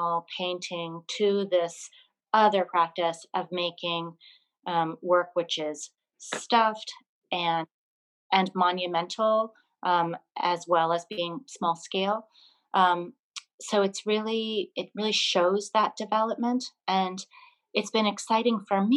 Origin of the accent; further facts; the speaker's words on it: Burlington, Vermont, United States; moved away; my hometown, Burlington, Vermont, where I grew up.